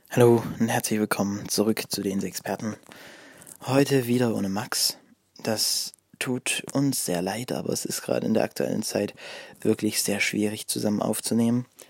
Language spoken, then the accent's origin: German; Ore Mountains, Saxony, Germany; bei uns im Erzgebirge